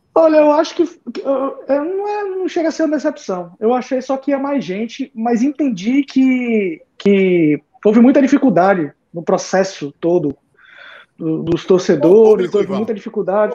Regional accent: Northeast Brazil, Brazil; nós como nordestinos

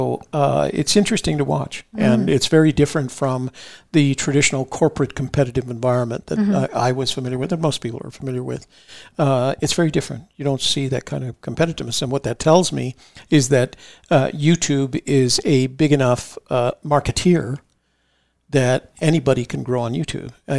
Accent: Washington, District of Columbia, United States; I grew up in Washington D.C.

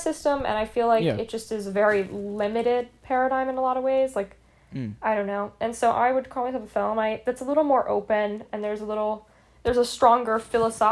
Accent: Appalachia, United States; now in New York, United States; before I moved up to New York, I grew up in the Appalachian region of the US, which is pretty rural

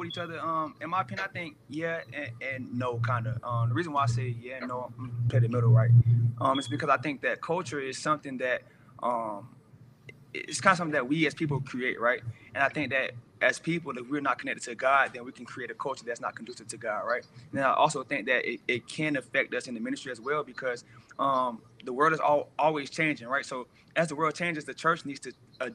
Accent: Jacksonville, Florida, United States; moved away as an adult; now in Colorado Springs, United States; I'm from Jacksonville, Florida

